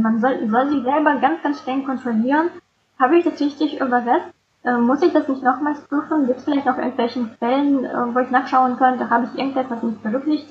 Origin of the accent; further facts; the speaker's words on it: Saint Petersburg, Russia; moved away as an adult; now in Germany; Ich komme ursprünglich aus St. Petersburg und lebe in Deutschland seit ungefähr 15 Jahren